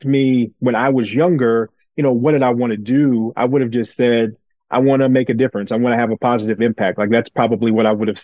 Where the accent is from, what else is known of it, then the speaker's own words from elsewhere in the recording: Brewton, Alabama, United States; moved away as an adult; also born or lived in Washington, D.C.; I grew up in a small town in South Alabama called Bruton. My grandmother primarily raised me there